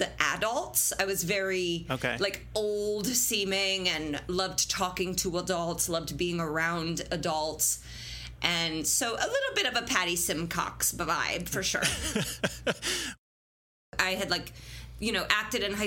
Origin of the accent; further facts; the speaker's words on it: Fishers, Indiana, United States; I grew up on Geist Reservoir